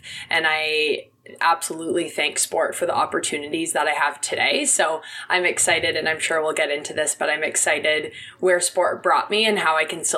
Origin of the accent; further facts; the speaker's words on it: Oakville, Ontario, Canada; I grew up in Oakville.